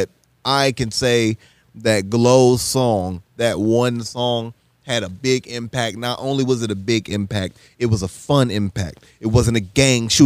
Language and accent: English; Dallas, Texas, United States; Growing up in North Dallas